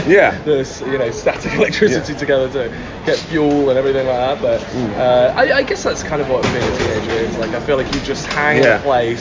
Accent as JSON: {"language": "English", "town": "Stratford-upon-Avon", "region": "West Midlands", "country": "United Kingdom", "tie": "born or raised there", "moved": "as an adult", "lives_now": "London, United Kingdom", "said": "I grew up in Stratford Upon Avon."}